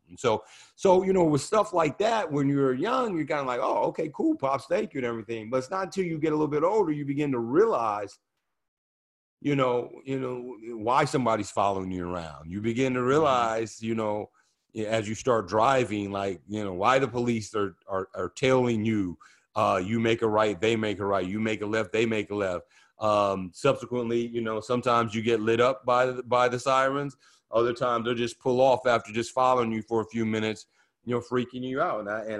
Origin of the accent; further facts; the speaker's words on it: Oakland, California, United States; growing up in Oakland, you know, Oakland was one of the more integrated cities in America to grow up in the 70s.